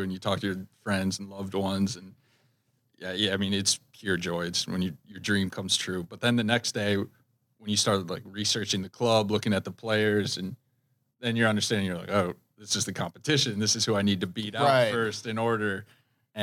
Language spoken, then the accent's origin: English; Virginia, United States; moved away as an adult; now in Minnesota, United States; I'm from Virginia